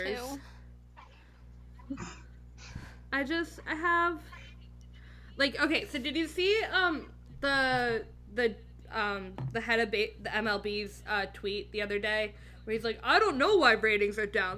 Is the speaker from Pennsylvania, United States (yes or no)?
yes; Philadelphia, Pennsylvania, United States; growing up in Philadelphia